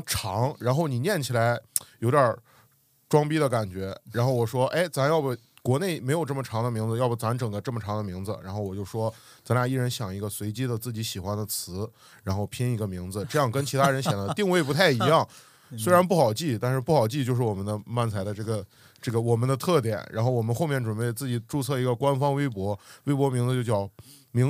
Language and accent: Chinese; Xiamen, Fujian, China; 我们都是来自厦门，然后我们也是厦门唯一一家喜剧俱乐部的成员，叫厦门来风喜剧。